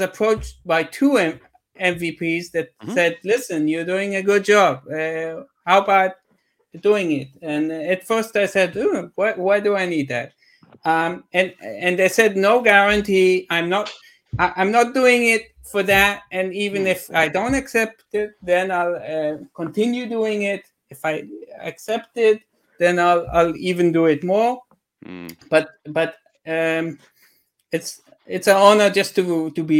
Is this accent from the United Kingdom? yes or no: no; Israel; I'm from Israel